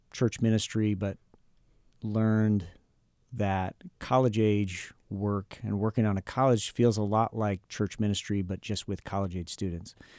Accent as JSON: {"language": "English", "town": "Akron", "region": "Ohio", "country": "United States", "also_born_or_lived": "Huntington, Indiana", "moved": "as an adult", "said": "we are both from Akron, Ohio"}